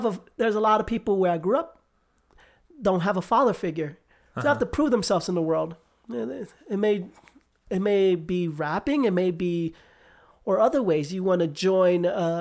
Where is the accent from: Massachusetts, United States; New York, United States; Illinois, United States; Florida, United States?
New York, United States; New York City; moved away as an adult; now in Utah, United States; I grew up in Manhattan